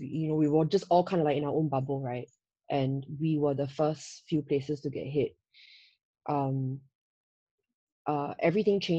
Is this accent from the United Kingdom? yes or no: no; Singapore; moved away as an adult; now in Hong Kong; as a Singaporean